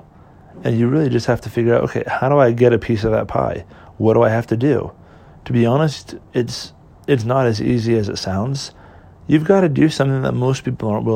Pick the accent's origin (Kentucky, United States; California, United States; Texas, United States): California, United States; born or raised there; moved away